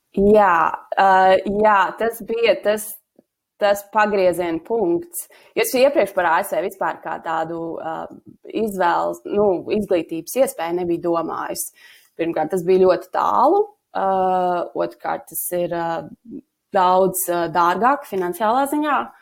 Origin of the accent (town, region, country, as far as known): Latvia; moved away as an adult; also born or lived in United States